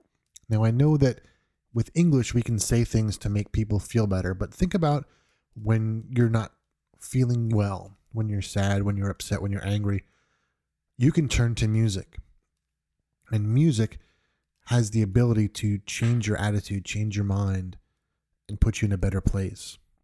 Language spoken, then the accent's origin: English; New York, United States; I'm originally from New York. I don't really have the typical New York accent.